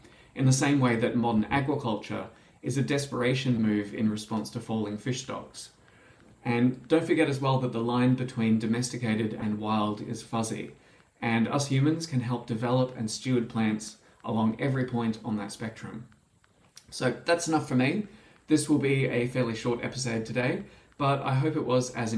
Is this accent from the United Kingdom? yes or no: no; Australia; As an Australian